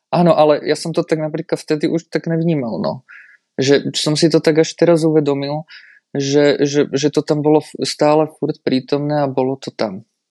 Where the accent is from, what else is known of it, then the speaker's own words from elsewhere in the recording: Bratislava, Bratislava Region, Slovakia; moved away as an adult; now in České Budějovice, Czechia; som z Bratislavy